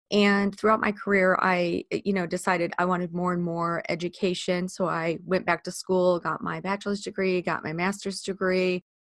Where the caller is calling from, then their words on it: Ely, Minnesota, United States; also born or lived in Chicago, United States; I am thrilled to be joining you today from Ely, Minnesota. That is where I live. I moved here from Chicago a few years ago.